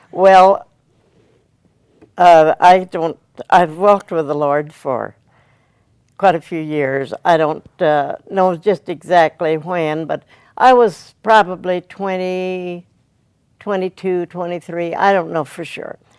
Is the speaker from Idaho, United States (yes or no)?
yes; Caldwell, Idaho, United States; Caldwell, Idaho.